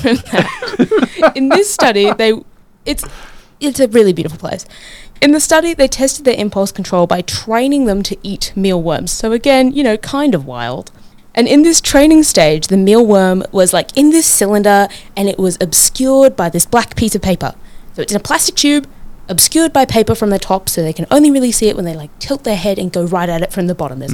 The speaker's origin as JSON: {"language": "English", "country": "New Zealand", "moved": "yes", "lives_now": "Brisbane, Australia", "said": "In my home country, Aotearoa"}